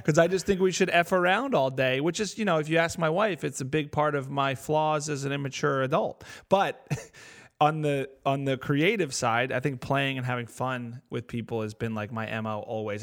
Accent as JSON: {"language": "English", "region": "New Jersey", "country": "United States", "tie": "born or raised there", "said": "I'm from North Jersey"}